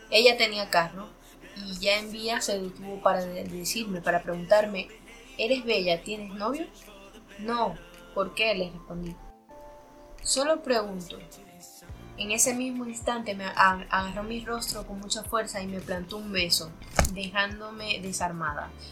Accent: Barquisimeto, Lara, Venezuela; moved away; Soy de Barquisimeto, Estado Lara, Venezuela pero yo me fui de Venezuela no por problemas económicos, busqué otra salida.

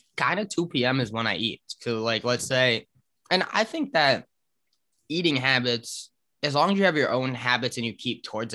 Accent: New York City, New York, United States; also born or lived in New Paltz; I grew up in New York City, and New York City has a lot of nighttime noise.

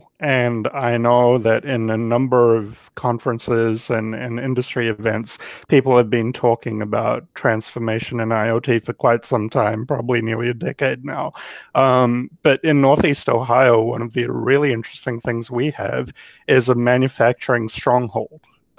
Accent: New Zealand; now in United States; Well, I came here from New Zealand because I had a personal reason

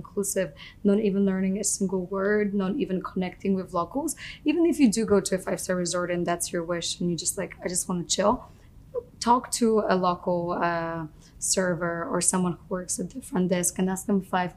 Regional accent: Poland; moved away; I grew up in Poland.

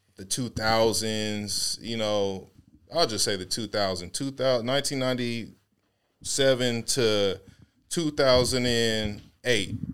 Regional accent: Seattle, Washington, United States; I'm from Seattle

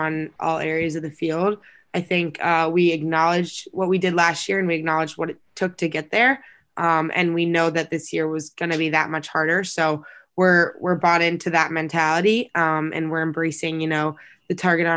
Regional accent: Dallas, Texas, United States; moved away as an adult; got recruited out of Dallas

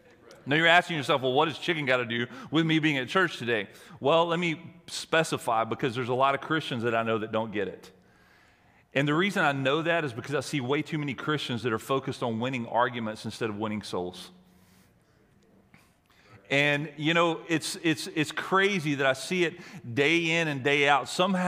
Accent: the South, United States; I'm from the South, and I have a mantra.

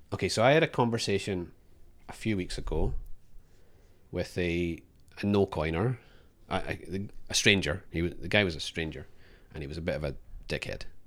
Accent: Scotland, United Kingdom; now in Australia; I'm Scottish

